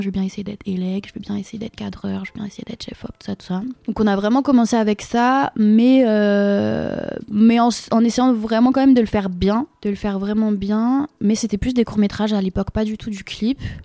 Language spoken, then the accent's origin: French; Rennes, Brittany, France; je viens de Rennes